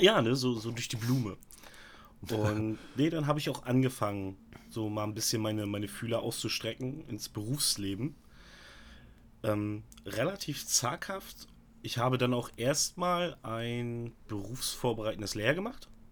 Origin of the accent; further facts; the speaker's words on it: Stralsund, Mecklenburg-Vorpommern, Germany; also born or lived in Altenkirchen, Rügen; hier bei uns in Stralsund